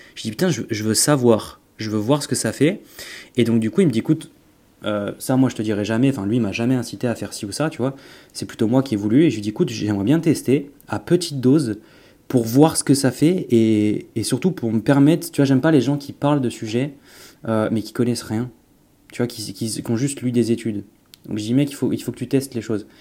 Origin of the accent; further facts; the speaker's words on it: Auvergne-Rhône-Alpes, France; moved away as an adult; now in Nice, France; j'étais de l'Auvergne auparavant. Euh, maintenant, du coup, j'ai déménagé sur la côte d'Azur, donc à côté de Nice.